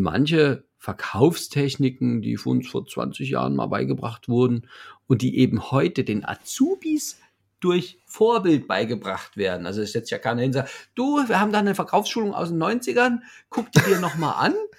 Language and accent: German; Leipzig, Saxony, Germany; ich komme ja aus Leipzig